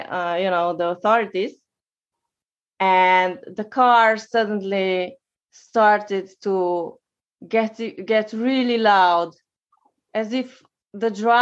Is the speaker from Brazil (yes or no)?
no; Slovenia; I'm from Slovenia